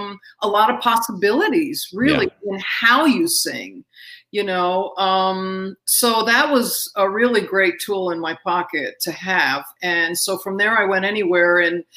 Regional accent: Astoria, New York, United States; I did. Astoria, Queens. Yeah.

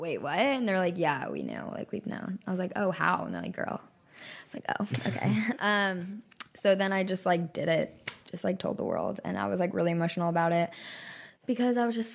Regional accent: Texas, United States; I'm from Texas

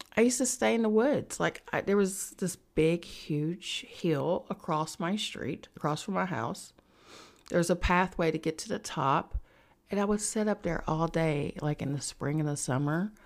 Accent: West Virginia, United States; moved away as an adult; now in New York City, United States; I'm from West Virginia, so I'm in West Virginia

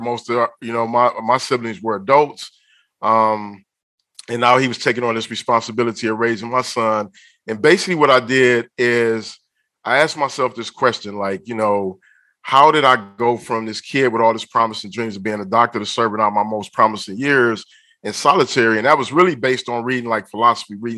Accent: Detroit, Michigan, United States; moved away as an adult; now in Los Angeles, United States; I'm definitely from Detroit. I live in LA, though. I've been in LA now about 6 years. But Detroit is where my heart will always be at, for sure.

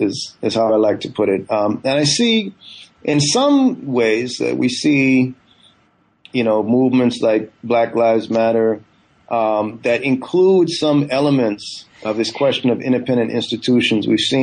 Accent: California, United States; also born or lived in Guyana; I was born in Guyana in the 70s and grew up, you know, my family moved to the U.S. I grew up in Northern California beginning in the 1980s.

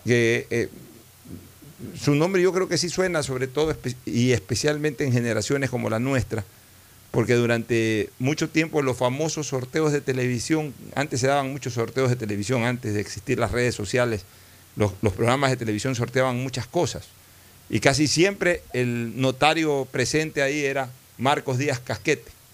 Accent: Ecuador; como ecuatoriano

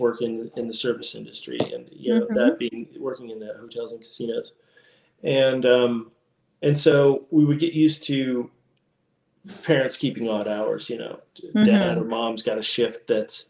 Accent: Las Vegas, Nevada, United States; moved away; also born or lived in Utah / California; I grew up in born and raised in Las Vegas, Nevada.

